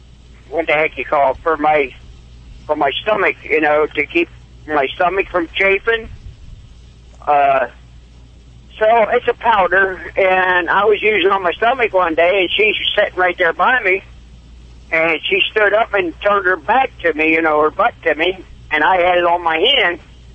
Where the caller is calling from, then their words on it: Windsor, New York, United States; I'm over here in Windsor, New York.